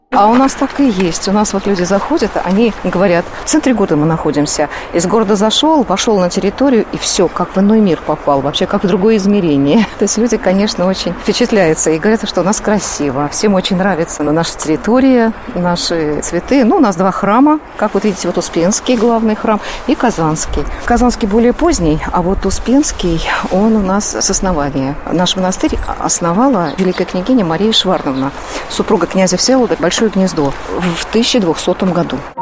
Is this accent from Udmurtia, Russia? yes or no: no; Moscow, Russia; moved away as an adult; now in Vladimir, Russia; Я вообще родилась и выросла в Москве